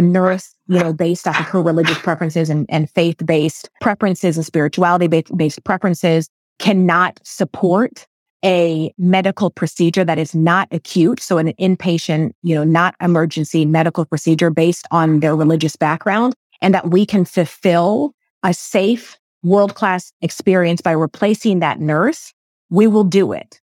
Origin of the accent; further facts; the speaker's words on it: United States; My parents are from the Philippines. I was raised here in America